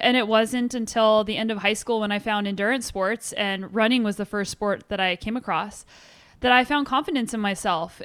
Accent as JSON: {"language": "English", "town": "Albuquerque", "region": "New Mexico", "country": "United States", "tie": "born or raised there", "said": "I grew up in Albuquerque, New Mexico"}